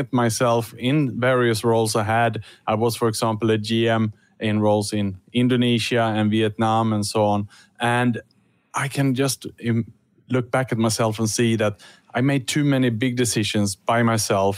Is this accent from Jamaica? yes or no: no; Sweden; now in Singapore; I'm working and living in Singapore, but I was born in Sweden